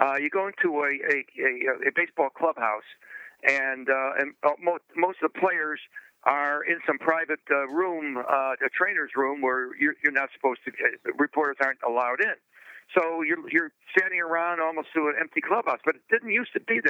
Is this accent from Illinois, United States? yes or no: yes; Chicago, Illinois, United States; now in New York, United States; I was born and raised in Chicago and grew up a Cub fan for my sins